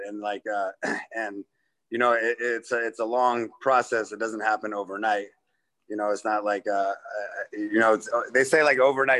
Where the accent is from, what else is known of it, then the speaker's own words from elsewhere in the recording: Midwest, United States; Yeah, and I'm from the Midwest, so you're going to New York